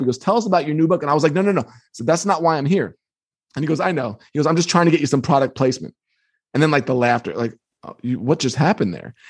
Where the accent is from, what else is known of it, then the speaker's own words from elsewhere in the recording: Long Island, New York, United States; I grew up on Long Island